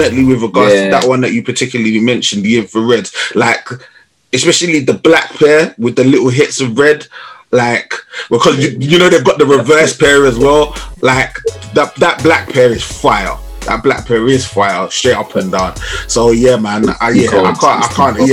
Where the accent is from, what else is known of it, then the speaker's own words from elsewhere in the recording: London, United Kingdom; I grew up in Southeast London